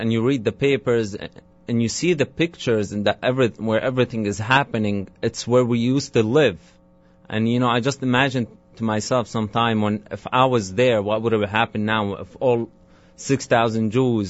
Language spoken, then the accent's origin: English; Damascus, Damascus Governorate, Syria; moved away as an adult; now in New York, United States; Yes, I grew up in Damascus, Syria.